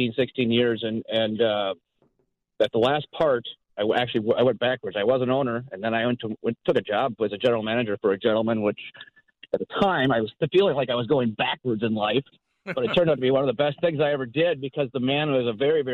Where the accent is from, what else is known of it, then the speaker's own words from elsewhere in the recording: Southwest Metro, Minnesota, United States; also born or lived in Becker, Minnesota; I grew up in the Southwest Metro, and I now live, obviously, up in Becker area